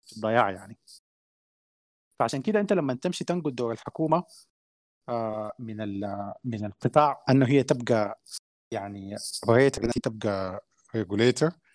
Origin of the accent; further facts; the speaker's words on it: Sudan; احنا عندنا في السودان